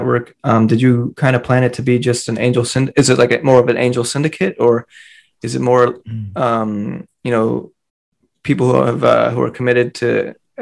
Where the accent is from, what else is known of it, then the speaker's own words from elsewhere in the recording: Silicon Valley, California, United States; I'm from Silicon Valley